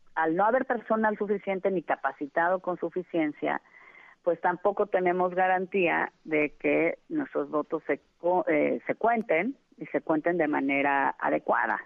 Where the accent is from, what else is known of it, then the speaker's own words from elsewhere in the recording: Mexico; una mexicana